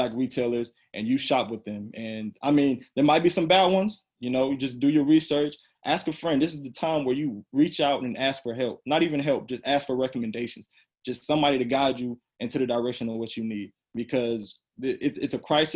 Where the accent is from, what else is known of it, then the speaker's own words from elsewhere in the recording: Raeford, North Carolina, United States; now in Fayetteville, United States; I'm originally from Rayford, North Carolina